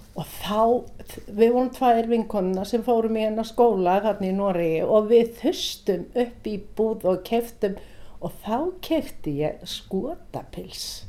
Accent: Iceland; also born or lived in Norway; ég kem frá Íslandi

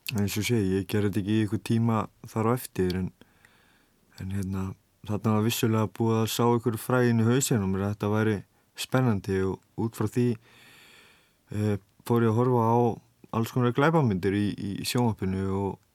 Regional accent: Vestmannaeyjar, Southern Region, Iceland; Ég kem frá Vestmannum og eh, já, sérst fættur upp alveg í vestmannum

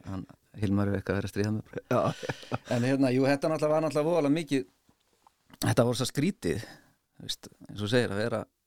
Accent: Reykjavík, Capital Region, Iceland; er uppalinn í Reykjavík í 101 og er þar enn

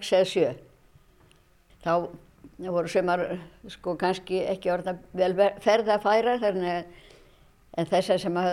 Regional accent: Ísafjörður, Westfjords, Iceland; Ég er frá Ísafjörði, ég er fætt á uppalarnu og hef alltaf búið hér

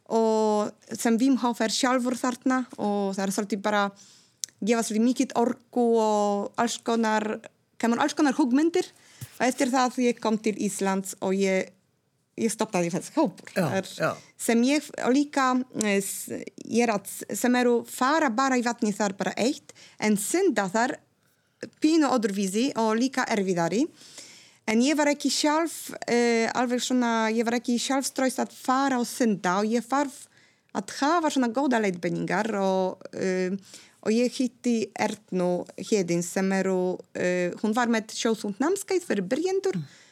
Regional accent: Gdańsk, Pomeranian Voivodeship, Poland; first language Polish; Icelandic is a second language; moved away as an adult; now in Iceland; ég er frá Gdańsk, Norðurpólands

